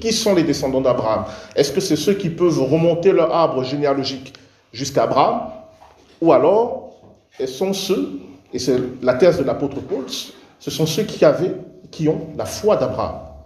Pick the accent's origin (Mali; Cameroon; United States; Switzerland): Cameroon; moved away; je suis né, j'ai grandi au Cameroun